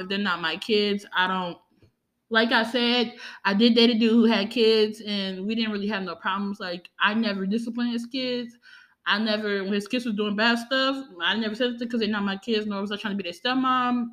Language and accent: English; New Orleans, Louisiana, United States; I'm from New Orleans, Louisiana